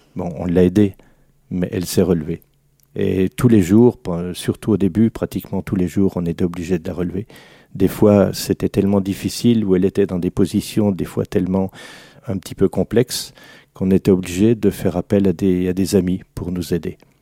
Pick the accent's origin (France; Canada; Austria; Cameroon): France; Alsace, Grand Est; une spécialité de chez nous en Alsace